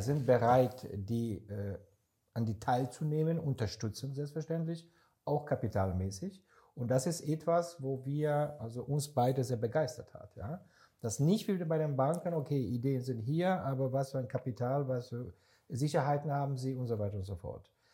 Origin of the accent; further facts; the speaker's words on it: Israel; now in Germany; Ich bin seit Ende 94, 95 in Deutschland, komme ich ursprünglich aus Israel